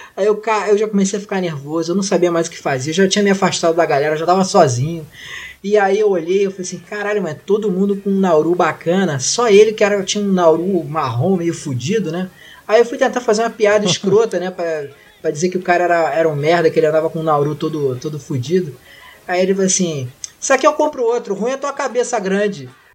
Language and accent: Portuguese; Rio de Janeiro, Brazil